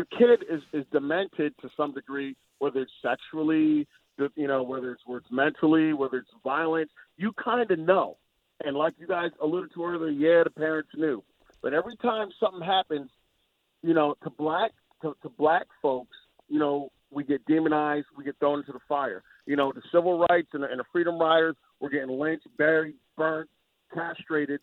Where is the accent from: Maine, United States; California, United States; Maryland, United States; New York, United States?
New York, United States; moved away as an adult; now in Tennessee, United States; I'm a New Yorker. I'm an ex New Yorker